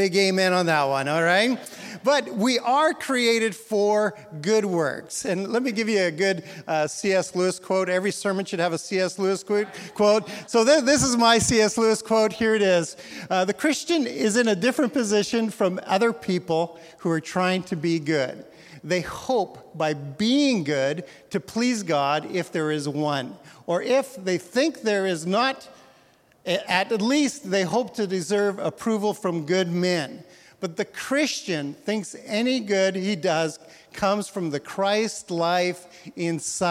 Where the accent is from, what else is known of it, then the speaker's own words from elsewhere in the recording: Canada; moved away as an adult; also born or lived in Edmonton, Alberta, Canada / Portland; now in Newburgh, United States; I'm Canadian